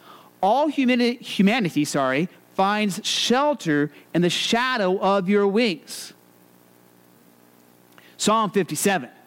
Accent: Arizona, United States; I grew up in Arizona

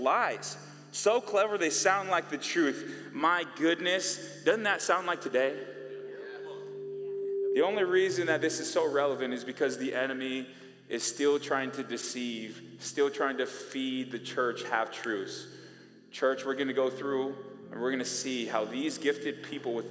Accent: Bay Area, California, United States; I'm from the Bay Area, California

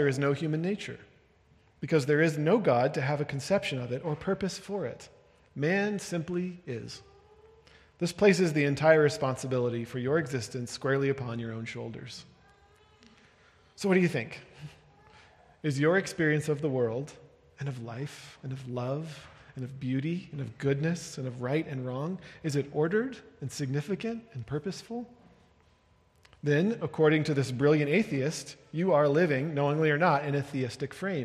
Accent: United Kingdom; now in Denver, United States; I was speaking as a British person

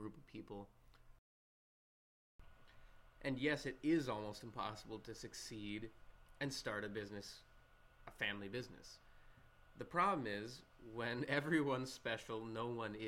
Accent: Minnesota, United States; That's my home state

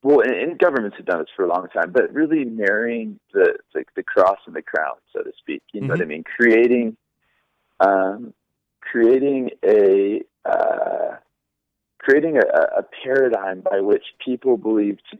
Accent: United States; Now, I'm not saying I'm not an American

